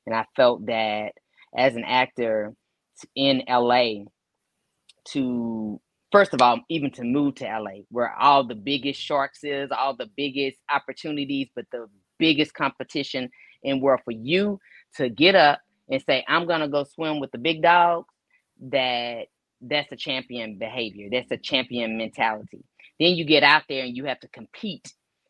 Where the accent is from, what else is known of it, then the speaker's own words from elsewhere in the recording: Pleasant Grove, Texas, United States; also born or lived in Duncanville; I came from Pleasant Grove to Duncanville. Mm-hmm. So when I got to junior high, you know, it was a shock for me, the whole culture. I came from an all-Black neighborhood to now I'm over here and I'm a sprinkle, you know.